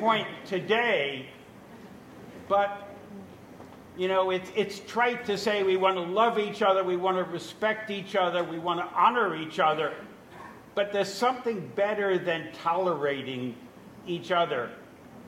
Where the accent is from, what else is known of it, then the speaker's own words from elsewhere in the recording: New York, United States; I was brought up in New York